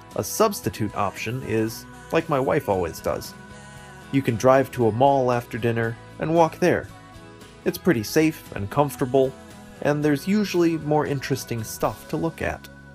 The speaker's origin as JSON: {"language": "English", "country": "United States", "tie": "born or raised there", "said": "my hometown has around 80,000 people. It has an airport"}